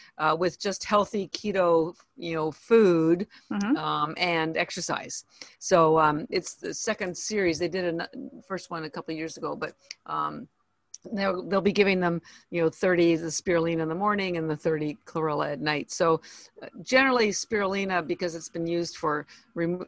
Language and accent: English; Toronto, Ontario, Canada; moved away as an adult; now in Boston, United States; I am Canadian, by the way. I was born in Toronto